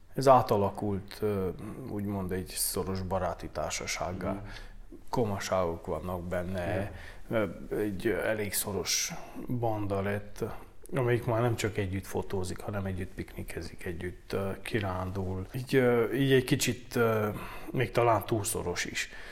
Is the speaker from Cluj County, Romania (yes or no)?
no; Bălan, Harghita County, Romania; also born or lived in Gheorgheni (Gyergyó); Balánbányai származású vagyok